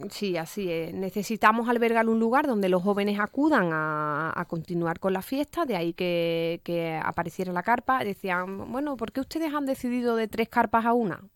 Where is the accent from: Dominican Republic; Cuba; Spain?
Spain; Cádiz, Andalusia